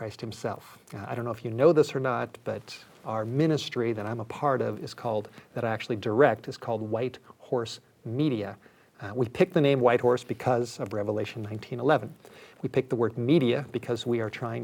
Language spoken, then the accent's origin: English; Los Angeles, California, United States; I grew up in Los Angeles